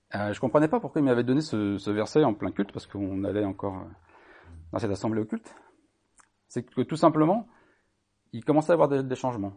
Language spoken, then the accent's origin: French; Brittany, France; je suis né en Bretagne. J'ai 50 ans et je connais bien la Bretagne et les Bretons